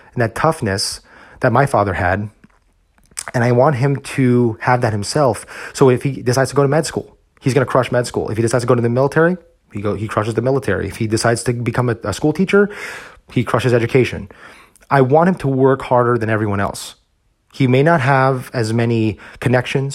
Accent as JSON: {"language": "English", "region": "New Jersey", "country": "United States", "tie": "born or raised there", "moved": "yes", "lives_now": "Texas, United States", "said": "growing up as a Filipino American in New Jersey, where I grew up"}